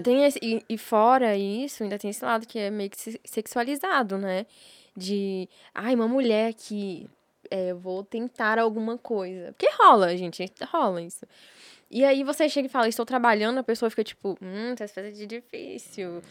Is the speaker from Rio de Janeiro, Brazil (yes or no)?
no; Brasília, Federal District, Brazil; eu sou de Sobradinho